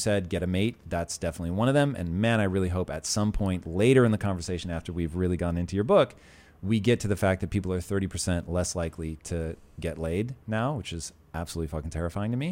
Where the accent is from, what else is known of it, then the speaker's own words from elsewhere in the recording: Puyallup, Washington, United States; also born or lived in Tacoma; I grew up in Puyallup